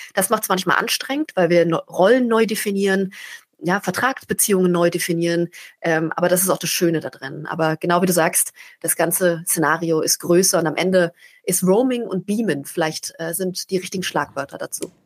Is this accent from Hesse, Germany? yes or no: no; Berlin, Germany; bin aus Berlin, einer Großstadt